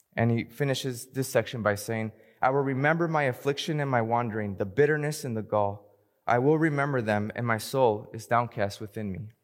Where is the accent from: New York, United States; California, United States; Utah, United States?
California, United States; Hayward; also born or lived in Fremont, California; Even though I was born in Fremont, I grew up in the heart of the Bay, a town called Hayward